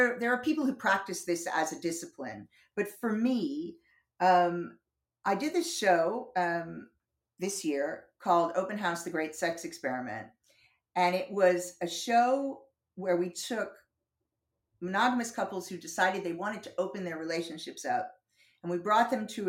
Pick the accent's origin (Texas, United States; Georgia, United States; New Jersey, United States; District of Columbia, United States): New Jersey, United States; moved away as an adult; also born or lived in Boston / North Carolina / Southern California; now in London, United Kingdom; I've been here 32 years. But I grew up in New Jersey